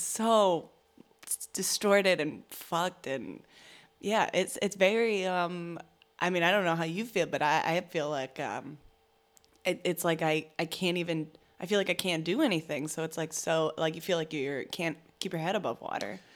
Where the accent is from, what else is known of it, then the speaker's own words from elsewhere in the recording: Virginia, United States; I'm from Virginia, and so there's, like, members of my family and people I went to high school